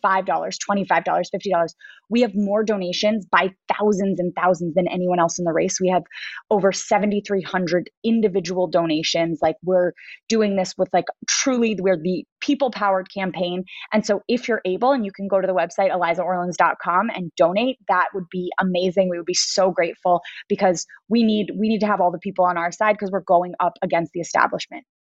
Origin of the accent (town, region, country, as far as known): New York City, New York, United States; born or raised there